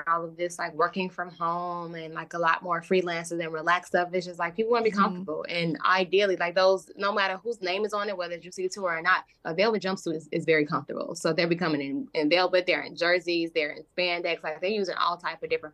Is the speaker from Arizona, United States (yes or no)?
no; Chicago, Illinois, United States; I'm originally from Chicago